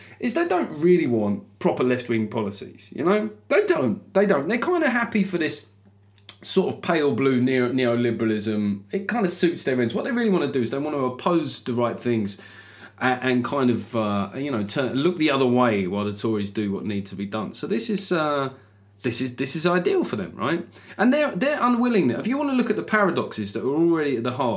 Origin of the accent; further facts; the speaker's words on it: London, United Kingdom; accent: Cockney; I'm from London